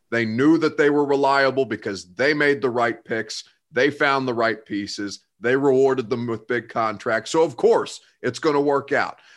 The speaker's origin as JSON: {"language": "English", "region": "Indiana", "country": "United States", "moved": "yes", "lives_now": "Nashville, United States", "said": "I'm from Indiana"}